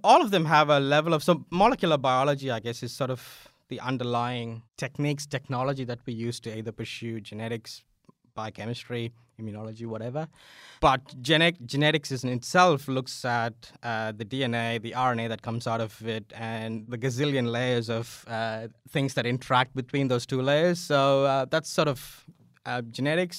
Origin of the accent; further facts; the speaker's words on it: India; moved away as an adult; also born or lived in Adelaide, Australia; now in Australia; I'm originally from India